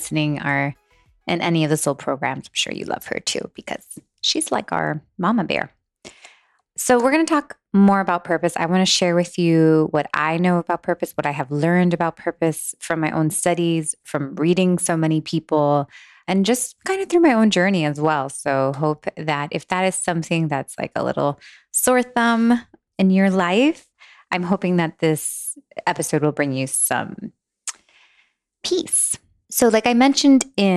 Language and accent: English; Miami, Florida, United States; moved away as an adult; also born or lived in Los Angeles; a Miami girl